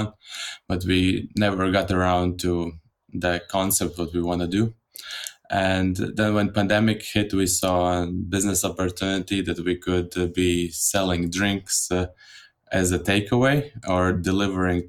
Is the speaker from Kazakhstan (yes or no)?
no; Latvia; now in Denmark; I come from Latvia originally, and I've been in Denmark for more or less 10 years